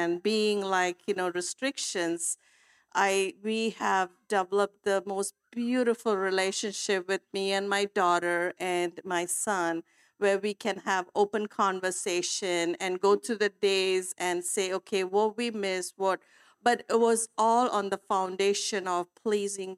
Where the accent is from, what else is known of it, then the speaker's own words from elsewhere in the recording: India; moved away; I come from India, so I brought a lot of cultural beliefs with me as I was parenting